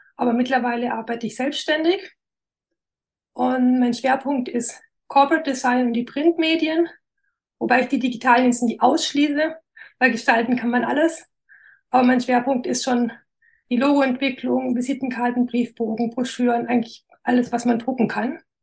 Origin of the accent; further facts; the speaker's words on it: Wernau, Baden-Württemberg, Germany; accent: Alemannic; Ich bin in Wernau, so eine Kleinstadt in der Nähe von Esslingen im Großraum Stuttgart. Genau, ich weiß nicht, ob man es noch an meinem Dialekt